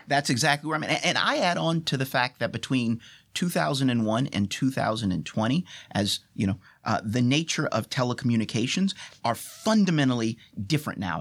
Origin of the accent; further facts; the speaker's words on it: United States; I am an American, and as an American